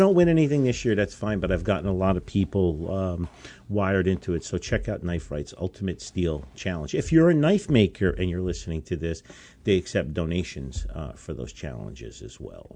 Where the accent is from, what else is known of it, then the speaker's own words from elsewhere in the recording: United States; we as American citizens